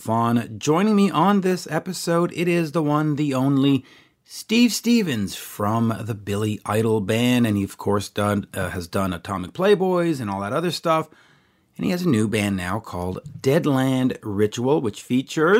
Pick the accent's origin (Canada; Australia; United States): Canada; as a Canadian